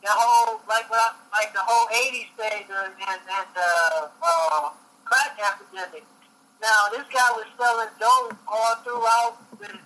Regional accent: Detroit, Michigan, United States; now in Florida, United States; I grew up in Detroit. And when I got down here in Florida, when I told people I was from Detroit

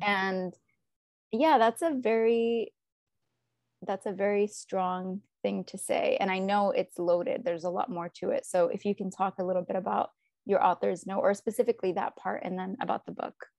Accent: United States; we're American

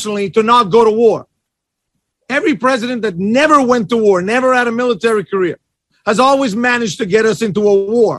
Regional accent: Canada; I'm from Canada.

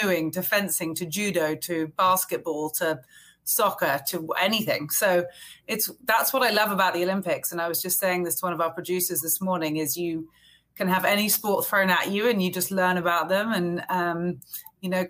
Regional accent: England, United Kingdom; now in Fairfield, United States; my husband and I are both English, so we live in New England now. It feels a little bit more familiar, I suppose, to the way we grew up at home

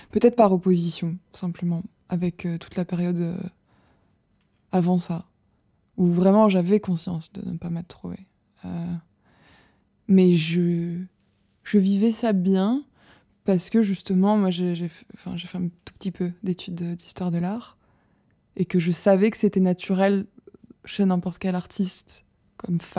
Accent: southern France, France; accent: southern French; ma mère a mal vécu le fait que je perde mon accent du sud.

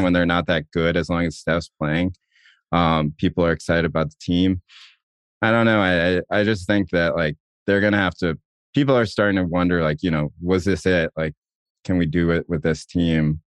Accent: Chapel Hill, North Carolina, United States; me, are growing up in Chapel Hill and you're not white

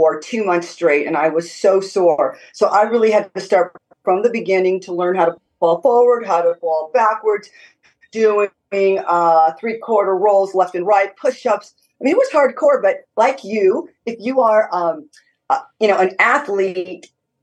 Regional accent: Southern California, United States; moved away as an adult; now in Tennessee, United States; I'm born and raised in California.

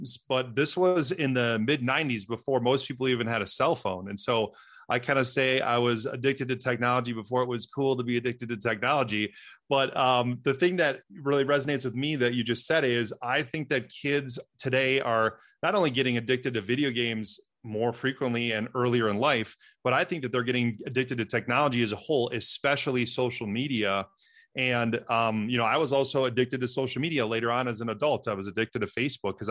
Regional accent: Wisconsin, United States; I'm from Wisconsin, the dairyland state

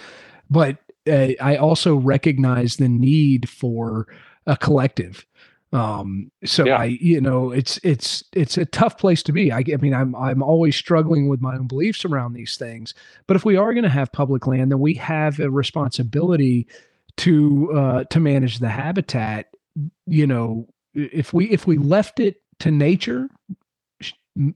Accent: Southeast, United States; somebody growing up in the Southeast

